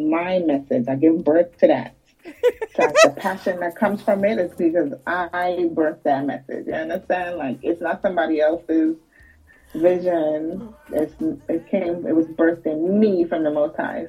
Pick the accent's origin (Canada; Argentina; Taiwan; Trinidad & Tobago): Trinidad & Tobago; moved away; also born or lived in United States; So I was born in the U.S., right? Mm-hmm. But I was raised in Trinidad in my primary school years